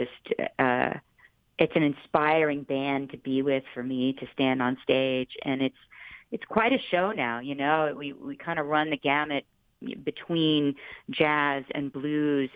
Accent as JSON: {"language": "English", "town": "St. Petersburg", "region": "Florida", "country": "United States", "tie": "born or raised there", "said": "He's from my hometown, St. Petersburg, Florida"}